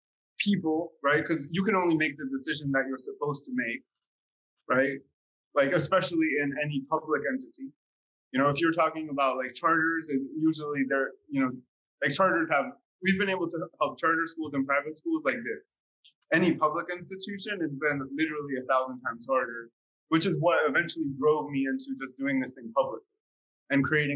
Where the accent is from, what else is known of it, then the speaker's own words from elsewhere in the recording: Slovakia; English is a second language; moved away; when I came from Slovakia, you know, like coming from a post-socialist communist country, like change did not occur.